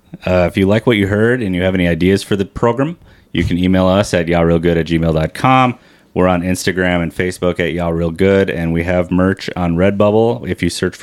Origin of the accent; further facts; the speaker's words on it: St. Cloud, Minnesota, United States; I'm from St. Cloud.